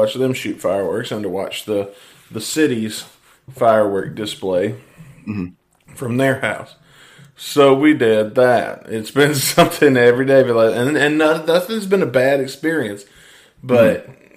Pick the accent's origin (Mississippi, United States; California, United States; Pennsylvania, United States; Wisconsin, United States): Mississippi, United States; I'm from Mississippi